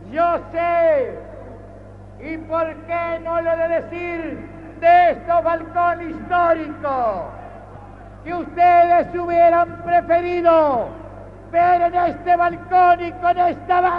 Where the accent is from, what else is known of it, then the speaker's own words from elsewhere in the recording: Argentina; como presidente argentino y como ciudadano argentino.